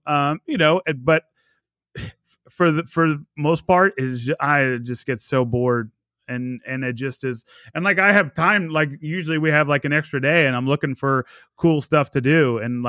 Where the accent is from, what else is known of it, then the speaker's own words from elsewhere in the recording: New York, United States; born there; I was born in New York and my dad's from New Jersey, so I've spent a lot of time out there